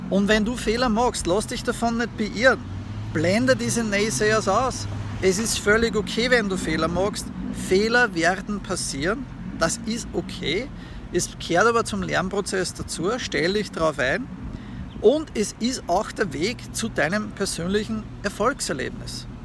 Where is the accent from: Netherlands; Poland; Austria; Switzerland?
Austria; moved away; Es ist mein Heimatland und ich habe meine Familie dort, ja, meine Eltern und so.